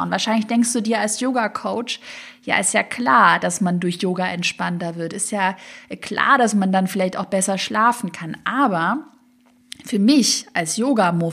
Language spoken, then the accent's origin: German; Swabia, Germany; ich komme ja aus dem Schwabenland